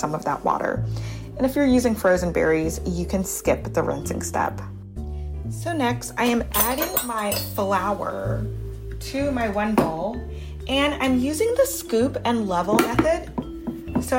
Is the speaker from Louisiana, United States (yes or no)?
yes; Baton Rouge, Louisiana, United States; also born or lived in Harlem, New York; now in New York, United States; growing up in Baton Rouge, Louisiana